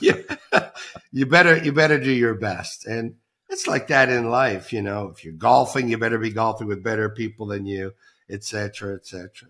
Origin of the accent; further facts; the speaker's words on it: Toronto, Ontario, Canada; moved away; I'm Canadian, back to Toronto, Canada